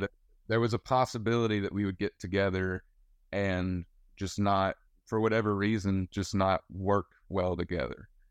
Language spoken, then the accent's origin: English; West Georgia, United States; now in Nashville, United States; I'm from West Georgia